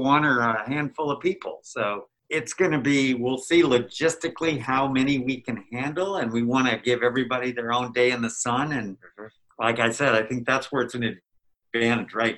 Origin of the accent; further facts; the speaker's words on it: California, United States; now in Mississippi, United States; I'm originally from California, but I live in Mississippi